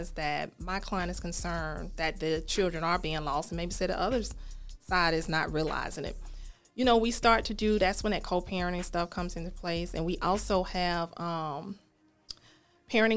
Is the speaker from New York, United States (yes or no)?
no; Birmingham, Alabama, United States; also born or lived in Montevallo, Alabama; I am from Ensley, went to Montevallo, Miles Law School